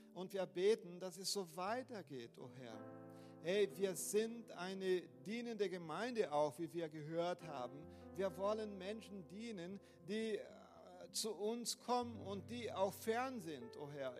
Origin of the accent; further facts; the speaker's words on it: Brazil; German is a second language; moved away as an adult; now in Germany; ich komme aus Brasilien